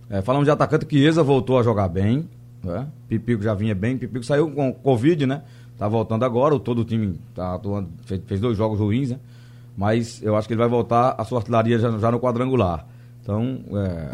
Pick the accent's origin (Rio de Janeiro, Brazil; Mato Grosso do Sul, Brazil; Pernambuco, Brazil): Pernambuco, Brazil; Limoeiro; a nave de Limoeiro, minha terra natal